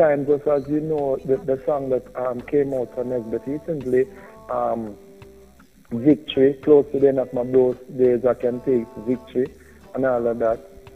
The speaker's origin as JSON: {"language": "English", "country": "Jamaica", "said": "being Jamaican, love being Jamaican"}